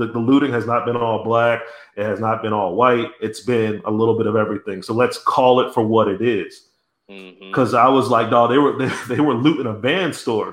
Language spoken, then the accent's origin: English; New Jersey, United States; I'm originally from South Jersey